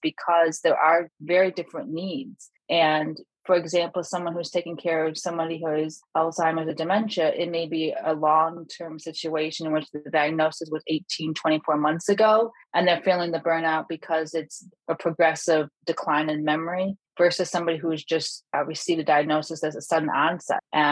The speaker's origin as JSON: {"language": "English", "region": "Michigan", "country": "United States", "said": "my home state of Michigan in Metro Detroit"}